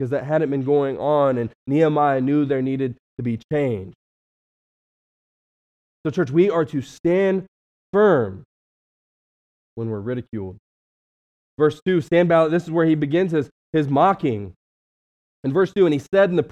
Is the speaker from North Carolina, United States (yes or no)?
no; West Virginia, United States; now in Cleveland, United States; I'm from West Virginia